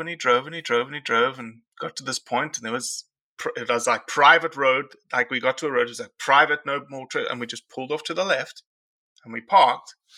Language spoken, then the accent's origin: English; South Africa; now in United States; I came to this country as a South African, and there is zero public land in South Africa